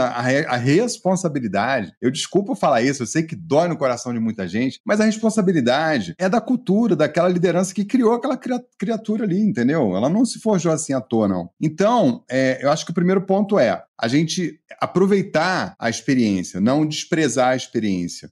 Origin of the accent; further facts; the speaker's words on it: Rio de Janeiro, Brazil; now in Minas Gerais, Brazil; eu, moro em Minas há muito tempo, mas eu sou carioca